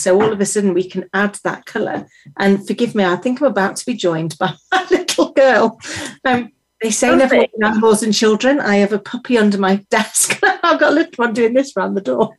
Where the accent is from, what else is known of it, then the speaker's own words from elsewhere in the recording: United Kingdom; As a British person